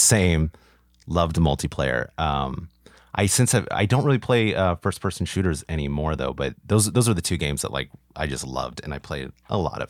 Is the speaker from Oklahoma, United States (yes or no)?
no; Orange County, California, United States; I'm from Orange County originally